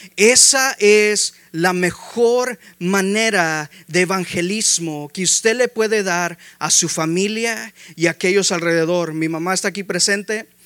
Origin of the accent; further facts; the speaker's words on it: Mexico; Somos hispanos, somos mexicanos